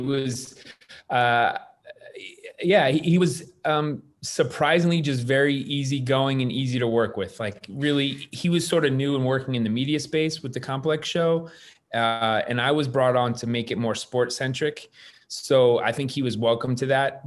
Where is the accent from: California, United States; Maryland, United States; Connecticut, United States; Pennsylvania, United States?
Connecticut, United States; moved away as an adult; now in Los Angeles, United States; I grew up in Connecticut, actually. So that I immigrated to LA.